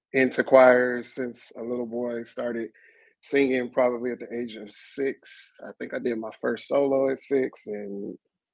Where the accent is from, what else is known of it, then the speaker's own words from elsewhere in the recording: Sacramento, California, United States; moved away as an adult; now in Los Angeles, United States; I am originally from Sacramento, California, and moved to Los Angeles about almost 20 years ago